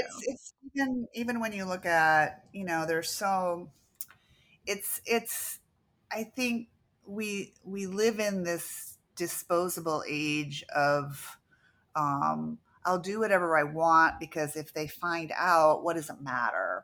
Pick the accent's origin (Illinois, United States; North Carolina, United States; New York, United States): Illinois, United States; Downers Grove; also born or lived in Venice, California; now in Charlotte, United States; I grew up in Downers Grove, uh, with a lotta trees.